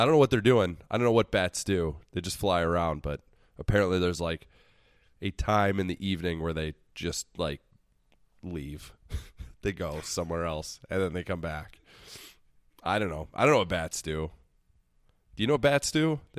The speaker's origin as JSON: {"language": "English", "country": "United States", "said": "I can confidently say that as an American"}